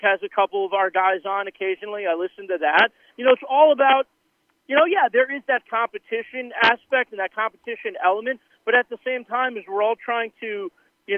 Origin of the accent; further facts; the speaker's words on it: Long Island, New York, United States; also born or lived in Torrington, Connecticut; now in Connecticut, United States; I grew up on Long Island